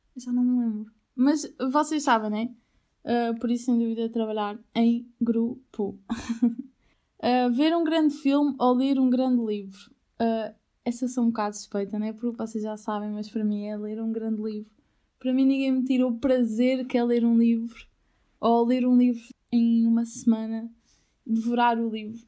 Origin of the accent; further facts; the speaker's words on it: Albufeira, Algarve, Portugal; moved away as an adult; also born or lived in Aveiro; Albufeira, para mim, eh, tem um lugar, ó, primeiro de tudo é a minha casa, foi onde eu nasci